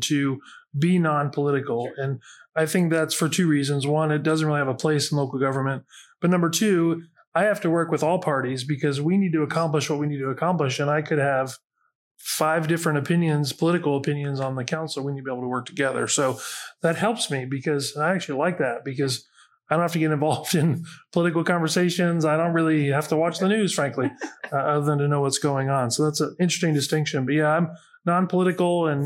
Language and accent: English; Xenia, Ohio, United States; I grew up in Xenia. Greene County is my home